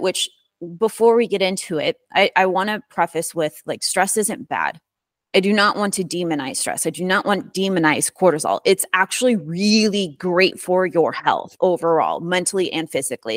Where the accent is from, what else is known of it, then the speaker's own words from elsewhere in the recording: Midwest, United States; born and raised in the Midwest.